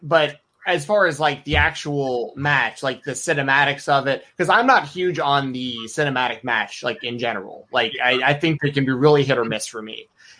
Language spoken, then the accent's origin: English; Atlanta, Georgia, United States; I grew up in Atlanta.